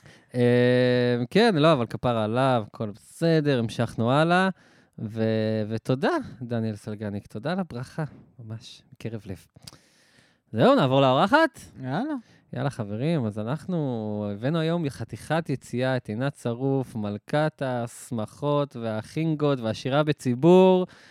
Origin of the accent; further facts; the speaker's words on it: Or HaNer, Southern District, Israel; moved away as an adult; also born or lived in Tiberias; now in Tel Aviv, Israel; אני גם מהדרום